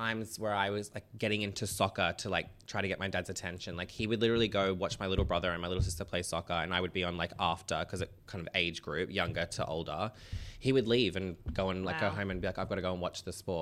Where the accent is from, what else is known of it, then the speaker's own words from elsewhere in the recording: Sydney, Central Coast, New South Wales, Australia; now in Sydney, Australia; We moved to a bigger home in Carrion, which is like down near the coast, from Sydney, because I was born in Royal North Shore